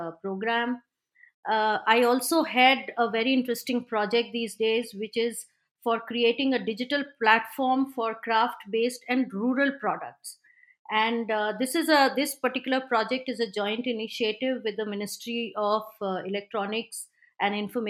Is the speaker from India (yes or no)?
yes; India; So being an Indian